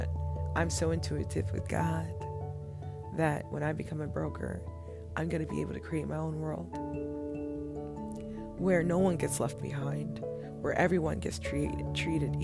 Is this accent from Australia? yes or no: no; United States; as an African-American woman